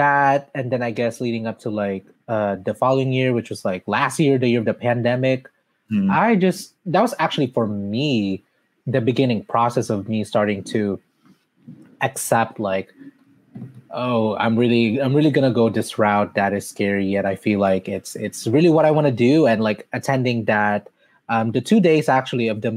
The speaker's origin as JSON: {"language": "English", "town": "Mandaluyong", "region": "Metro Manila", "country": "Philippines", "tie": "born or raised there", "moved": "yes", "said": "I was born in Mandaluyong City, which is not that far from Quezon City"}